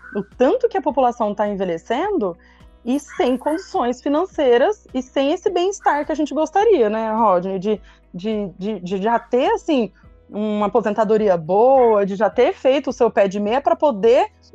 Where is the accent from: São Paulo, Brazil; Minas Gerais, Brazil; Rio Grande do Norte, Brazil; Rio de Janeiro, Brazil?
São Paulo, Brazil; São José do Rio Preto; also born or lived in Araraquara; eu sou daqui de Rio Preto mesmo, né? Fui para Araraquara, fiz a faculdade em Araraquara